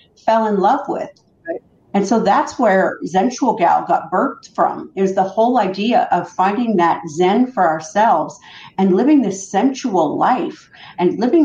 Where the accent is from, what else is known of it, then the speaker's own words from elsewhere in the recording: Canada; I grew up in Canada, and I was raised by a mom who lived on welfare